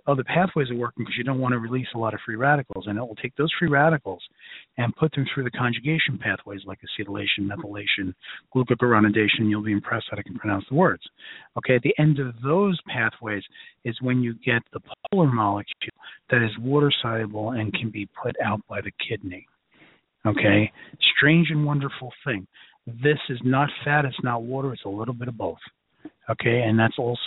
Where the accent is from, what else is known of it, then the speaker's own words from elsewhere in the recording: New York City, New York, United States; accent: Brooklyn; my Brooklyn accent's coming out tonight